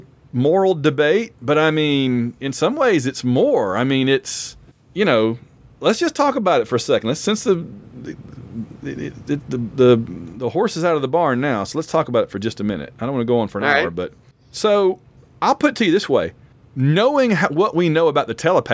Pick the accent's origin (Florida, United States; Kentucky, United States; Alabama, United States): Alabama, United States; I am from Alabama